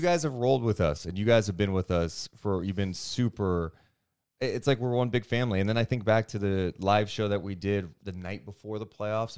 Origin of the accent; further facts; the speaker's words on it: Sacramento, California, United States; someone who is born and raised in Sacramento